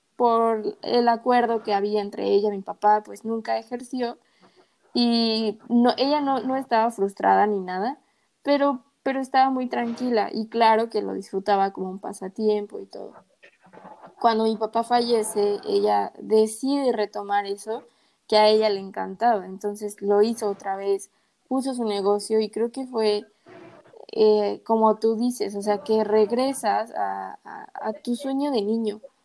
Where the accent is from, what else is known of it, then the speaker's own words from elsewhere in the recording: Mexico; soy mexicana